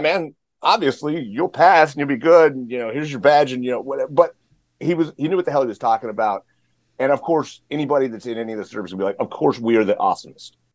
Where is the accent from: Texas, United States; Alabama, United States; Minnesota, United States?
Texas, United States; the Panhandle of; I grew up in Texas. So I'm from the uh, the Panhandle of Texas, little tiny town